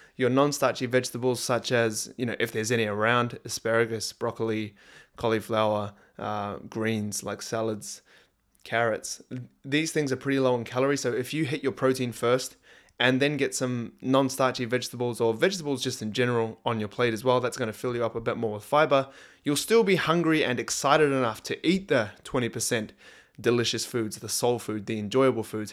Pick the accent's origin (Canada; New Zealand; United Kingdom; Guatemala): New Zealand; now in Australia; over here in Australia and growing up in New Zealand, Christmas time is, like, summertime